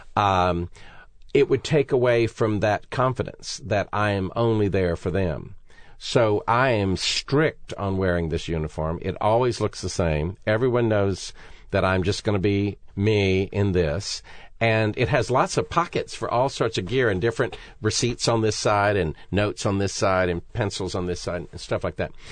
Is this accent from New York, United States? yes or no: no; Raleigh, North Carolina, United States; we're both North Carolina kids